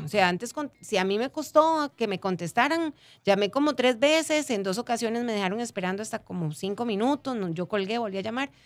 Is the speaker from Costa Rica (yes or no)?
yes; Costa Rica; agradeceríamos mucho como pueblo costarricense